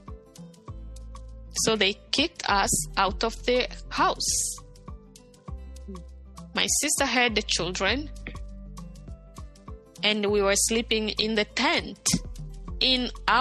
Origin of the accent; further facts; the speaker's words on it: Bukavu, South Kivu, DR Congo; moved away; also born or lived in Rwanda; the wife was my neighbor in Bukavu, in my hometown